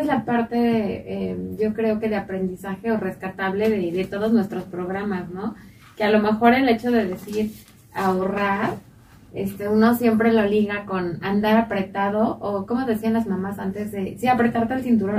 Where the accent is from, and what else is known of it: Mexico